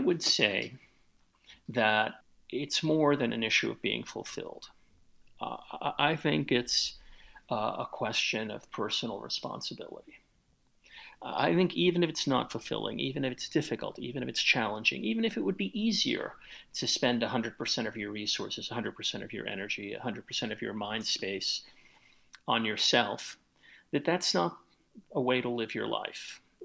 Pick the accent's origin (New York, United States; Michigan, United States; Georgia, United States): New York, United States; New York City; I grew up in the South Bronx back in the 1960s and 1970s